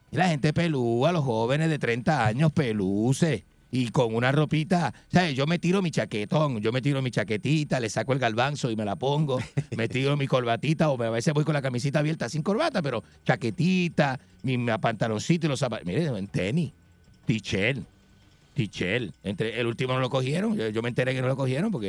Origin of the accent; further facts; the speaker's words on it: Argentina; yo soy argentino